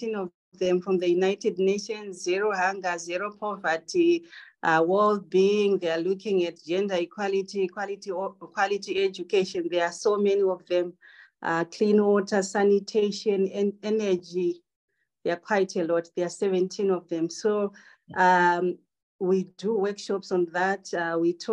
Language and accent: English; Zimbabwe; I'm from Zimbabwe